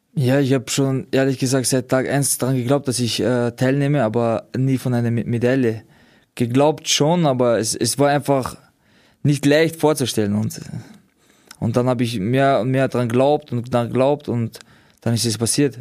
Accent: Austria; wir kommen aus Österreich

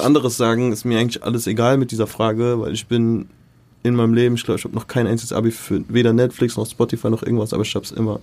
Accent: Mainz, Rhineland-Palatinate, Germany; moved away as an adult; now in Frankfurt, Germany; ich bin äh, in Mainz aufgewachsen, also ich bin da geboren. MZ Born and Raised.

